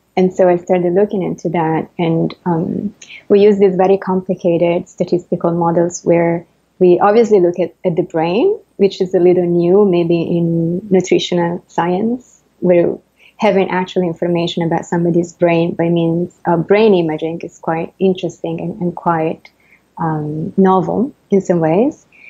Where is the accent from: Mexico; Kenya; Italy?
Italy; accent: Italian; English is a second language; moved away as an adult; also born or lived in France; now in New York, United States; I, am Italian, and as I'm sure everybody can, can tell from my accent